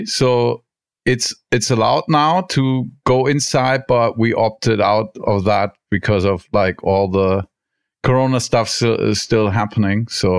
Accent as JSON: {"language": "English", "town": "Cologne", "region": "North Rhine-Westphalia", "country": "Germany", "tie": "born or raised there", "also_born_or_lived": "Hamburg", "said": "I grew up in Cologne. I was born in Hamburg and stem from the north, but I count myself, or I think I'm from Cologne."}